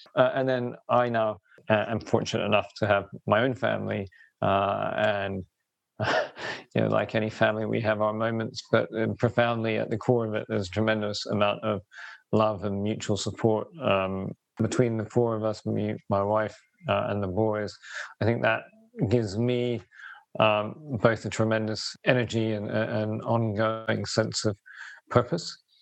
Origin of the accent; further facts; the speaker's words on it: Robertsbridge, South East England, United Kingdom; I grew up in the southeast of England, village called Robertsbridge in East Sussex